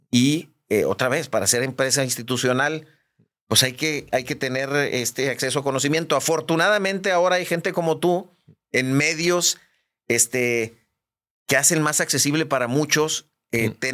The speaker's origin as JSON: {"language": "Spanish", "town": "Guadalajara", "region": "Jalisco", "country": "Mexico", "tie": "born or raised there", "also_born_or_lived": "Hermosillo, Sonora", "moved": "as an adult", "lives_now": "Monterrey, Mexico", "said": "Yo nací en Hermosillo, Sonora. Hermosillo, Sonora. Eh, me crié en Guadalajara"}